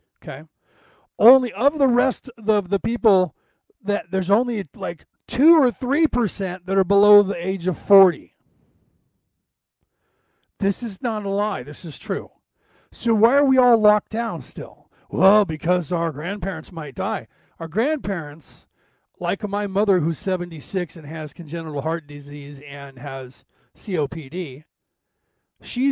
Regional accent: United States; I'm an American minister

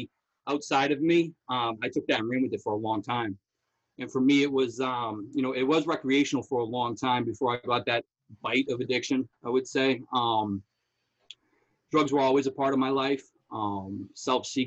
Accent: Somerville, Massachusetts, United States; I grew up in Somerville

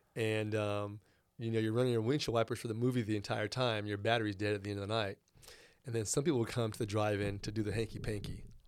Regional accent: Rancho Cordova, California, United States; also born or lived in Verdun, France; went to Cordova Gardens

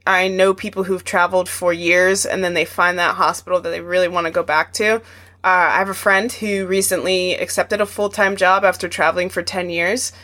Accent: Arizona, United States; moved away; Arizona is my home state

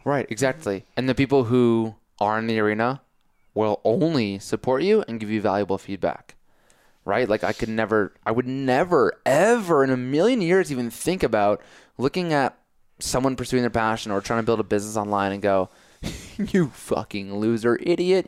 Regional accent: Connecticut, United States; moved away as an adult; also born or lived in New York City; now in Colorado, United States; I grew up in Connecticut, but I live in New York City.

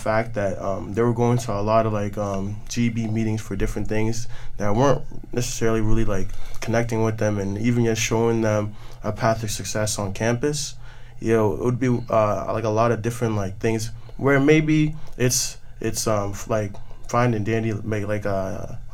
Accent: Ghana; me coming as a Ghanaian freshman last year

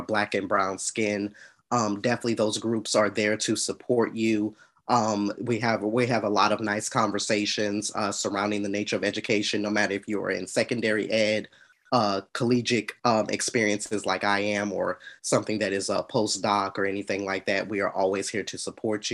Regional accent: Atlanta, Georgia, United States; I'm from Atlanta, Georgia

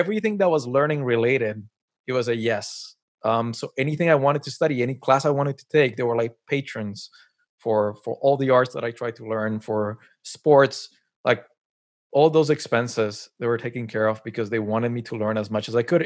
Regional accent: Colombia; moved away as an adult; now in Canada; I was born and raised in Colombia, and then moved to Canada. It's been, like, ten years I'm here

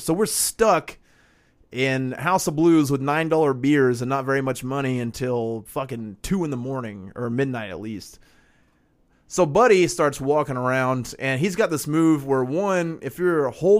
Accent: Chicago, Illinois, United States; accent: Chicago; But yeah, that's where my Chicago accent comes from, is that guy laying on the ground.

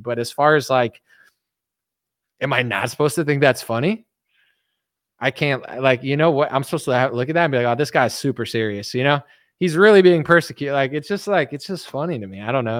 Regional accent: United States; I'm an American.

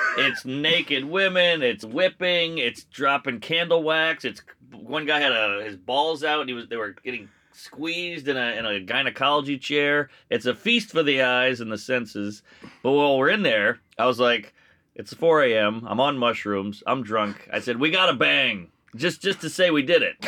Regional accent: United States; I'm a, I'm a American through and through

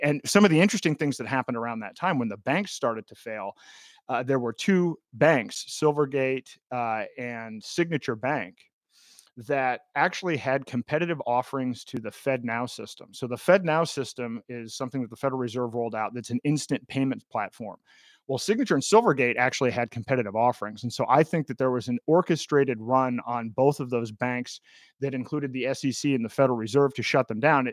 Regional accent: New Hampshire, United States; my home state of New Hampshire

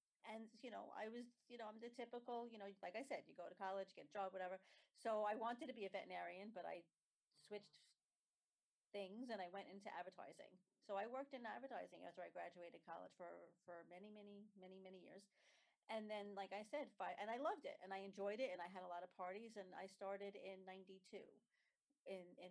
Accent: New York City, New York, United States; also born or lived in Staten Island; I grew up in Brooklyn. I got married and moved to Staten Island

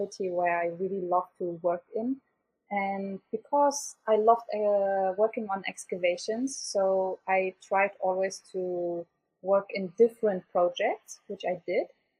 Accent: Bonn, North Rhine-Westphalia, Germany; moved away as an adult; now in Erbil, Iraq; I grew up in Bonn, the former capital of Germany

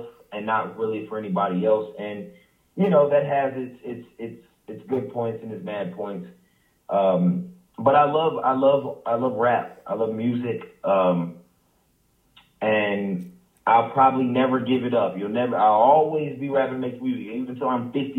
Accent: Greensboro, North Carolina, United States; growing up in Greensboro is more of a family environment

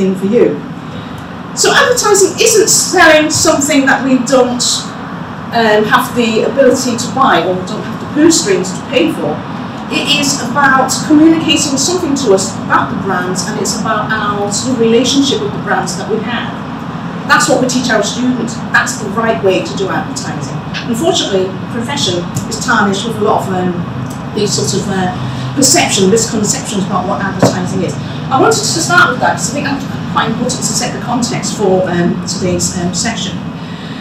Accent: Cardiff, Wales, United Kingdom; moved away; I was born in Mainsey Road, which is just a stone's throw away from here, in a house, which I won't tell you the numbers, saving the tourist trail. And it's, as a Welsh-born Chinese growing up in the 1970s and 80s

